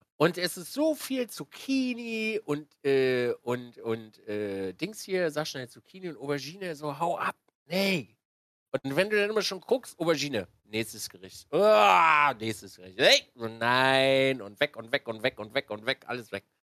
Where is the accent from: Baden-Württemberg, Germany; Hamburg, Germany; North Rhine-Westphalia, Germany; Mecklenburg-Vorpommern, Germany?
Mecklenburg-Vorpommern, Germany; Binz; moved away as an adult; also born or lived in Wismar; bin dann runter oh, nach Binz an die Ostsee